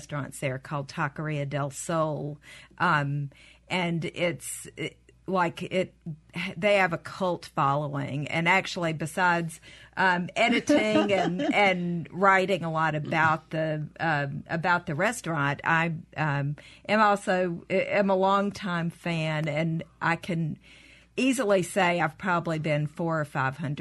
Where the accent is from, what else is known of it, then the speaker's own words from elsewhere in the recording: Meridian and Jackson, Mississippi, United States; moved away as an adult; now in Atlanta, United States; I grew up in Meridian and in Jackson, and graduated from Ole Miss